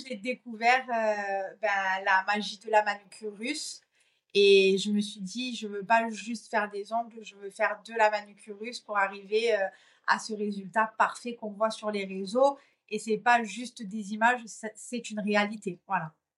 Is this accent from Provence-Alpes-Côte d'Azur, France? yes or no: yes; Marseille, Provence-Alpes-Côte d'Azur, France; moved away; also born or lived in Corsica; je suis originaire de Marseille